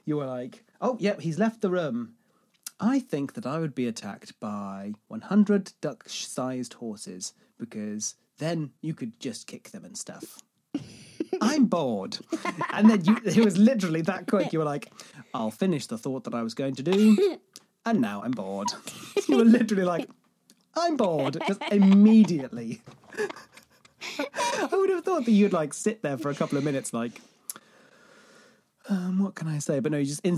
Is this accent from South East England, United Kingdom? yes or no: no; a city in the southwest of the UK, South West England, United Kingdom; moved away; It is in the southwest of the UK.